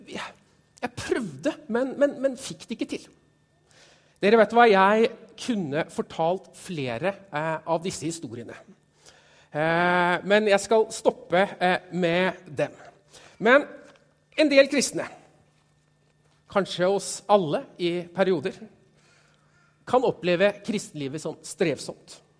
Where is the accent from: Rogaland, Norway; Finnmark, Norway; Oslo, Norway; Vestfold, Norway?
Vestfold, Norway; Stokke; Jeg kommer fra Stokke, tidligere Stokke kommune